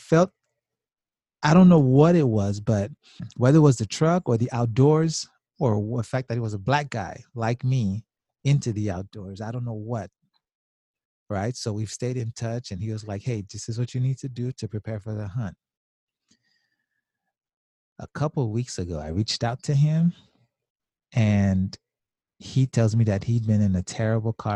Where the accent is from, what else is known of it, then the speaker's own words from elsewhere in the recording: South Florida, United States; I'm from South Florida